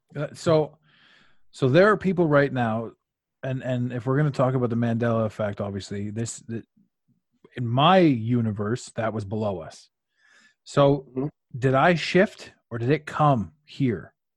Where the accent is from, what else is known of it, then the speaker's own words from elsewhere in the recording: Canada; I'm Canadian